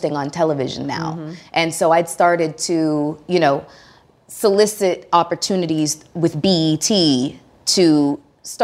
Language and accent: English; Toronto, Ontario, Canada; moved away as an adult; now in United States; I'm originally from Toronto, Ontario, Canada.